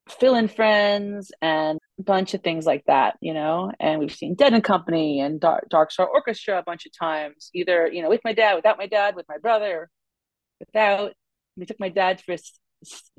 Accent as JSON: {"language": "English", "town": "New York City", "region": "New York", "country": "United States", "moved": "yes", "said": "I'm actually from Brooklyn originally."}